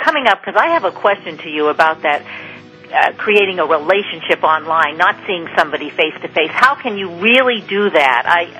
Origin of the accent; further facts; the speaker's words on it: Maine, United States; I was born in Maine